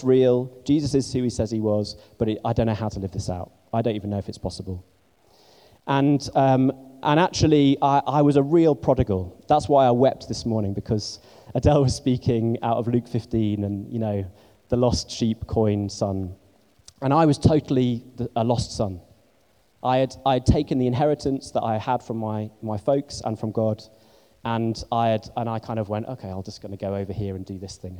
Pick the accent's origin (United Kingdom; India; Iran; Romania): United Kingdom; Scarborough, Yorkshire and the Humber; also born or lived in Barnstaple, North Devon; now in London, United Kingdom; And then later on, my family moved up to a place called Scarborough in North Yorkshire. And I did most of my growing up there